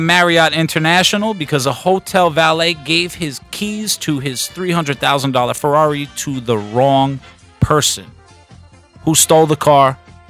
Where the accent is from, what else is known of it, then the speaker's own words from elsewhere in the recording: England, United Kingdom; We're English.